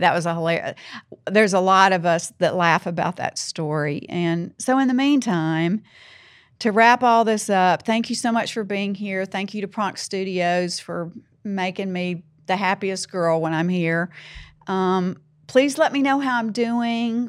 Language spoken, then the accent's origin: English; the South, Southern United States, United States; accent: Southern; I'm Southern. I'm, that's who I am, you know? I have an accent